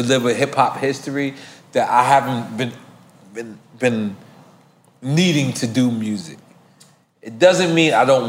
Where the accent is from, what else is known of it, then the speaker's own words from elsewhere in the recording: New York, United States; I was the dude from New York